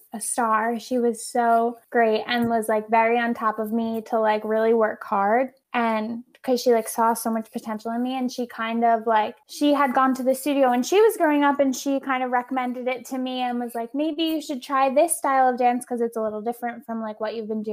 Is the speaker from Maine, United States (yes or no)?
no; Long Island, New York, United States; moved away as an adult; now in New York City, United States; I'm from Long Island. I started dancing when I was 3